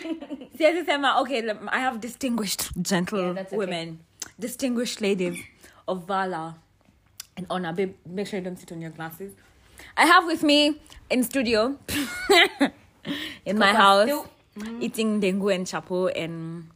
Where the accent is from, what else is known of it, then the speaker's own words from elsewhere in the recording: Kenya; as a child growing up in Kenya.